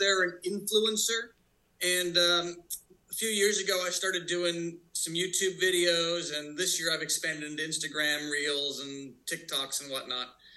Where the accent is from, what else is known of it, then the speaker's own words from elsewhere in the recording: outside of Philadelphia, Pennsylvania, United States; also born or lived in Fort Worth, Texas; I was born on a Air Force base in Fort Worth, Texas. And then I grew up outside of Philadelphia.